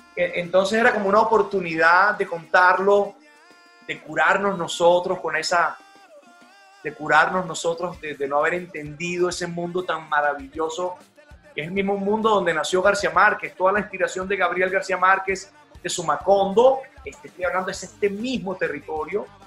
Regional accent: Colombia; en este territorio que yo llamo cumbiana, en esta tierra donde yo nací.

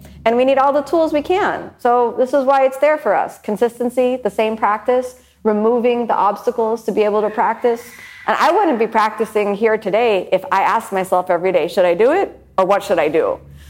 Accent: Miami, Florida, United States; A lot of people ask me where I'm from. I'm from Miami.

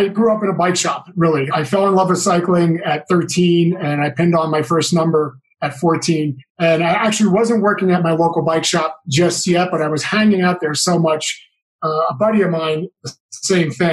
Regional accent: New Jersey, United States; moved away; also born or lived in California; my hometown almost in New Jersey

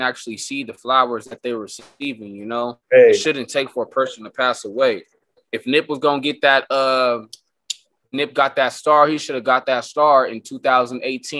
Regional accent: Escondido, California, United States; also born or lived in Oceanside, California; I grew up out here in Escondido. I went to school out here, so I was out here most of the time. I'm just an old baby, Oceanside baby.

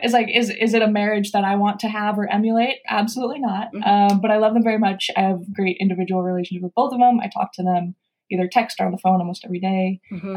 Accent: San Francisco, California, United States; moved away as an adult; now in New York, United States; I'm from San Francisco

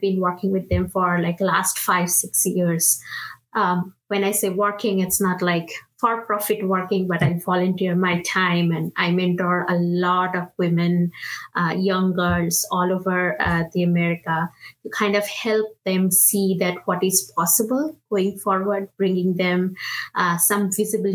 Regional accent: India; English is a second language; moved away as an adult; now in United States; I am originally from India, so I'm a first generation immigrant. I moved from India to US back in 2011 when I actually came to do my master's in computer science

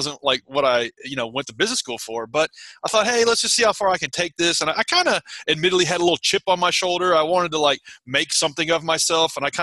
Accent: outside of Nashville, Middle Tennessee, United States; I grew up in Middle Tennessee, mm-hmm, outside of Nashville, Tennessee

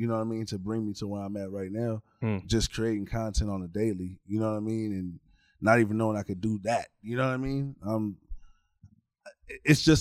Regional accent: Corona, California, United States; also born or lived in Pasadena, California / Los Angeles, California; originally I'm from the Valley area. I'm from Pasadena, Glendale, Pasadena, Burbank, all that. That's where I grew up at. Got raised all throughout L.A. then moved to Corona when I was 10

